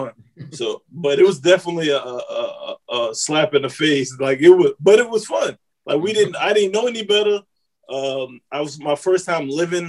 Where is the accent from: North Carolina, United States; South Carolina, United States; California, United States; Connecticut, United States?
North Carolina, United States; moved away; I grew up in North Carolina.